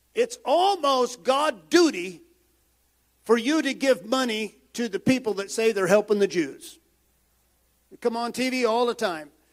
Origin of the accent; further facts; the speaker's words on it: United States; I am proud American